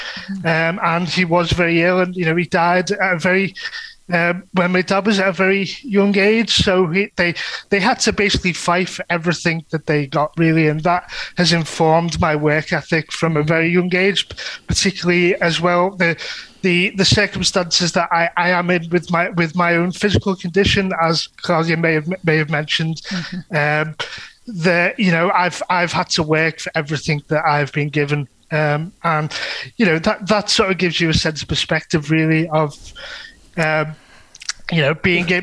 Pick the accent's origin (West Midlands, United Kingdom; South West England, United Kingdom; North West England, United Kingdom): North West England, United Kingdom; Liverpool; I'm from North Liverpool, as you can probably get from my accent. It is quite relatively strong